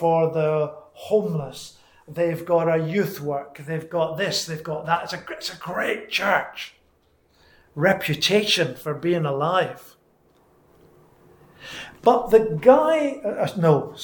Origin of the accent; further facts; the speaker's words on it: Scotland, United Kingdom; moved away; I'm Scottish